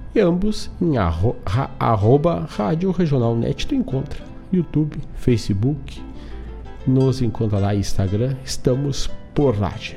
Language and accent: Portuguese; Herval, Rio Grande do Sul, Brazil; o festival Grito do Quero Quero, que é lá da minha terra de Ervaldo Sul